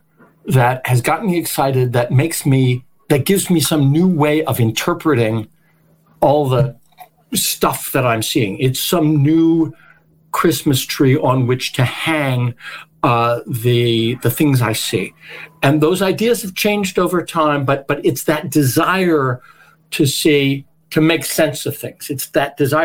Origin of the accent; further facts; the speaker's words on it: Australia; I'm being Australian